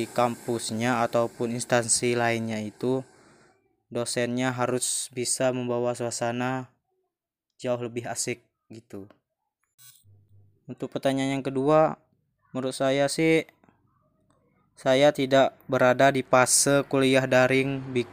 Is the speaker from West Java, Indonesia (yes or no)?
no; Gegas, Bangka Belitung Islands, Indonesia; Asal saya Desa Gegas, Kecamatan Gegas, Kabupaten Bangka Selatan.